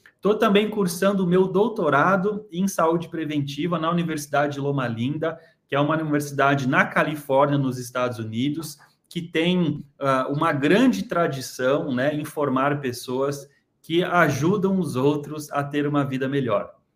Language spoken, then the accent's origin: Portuguese; Santa Catarina, Brazil; Xanxerê, da minha terra, Santa Catarina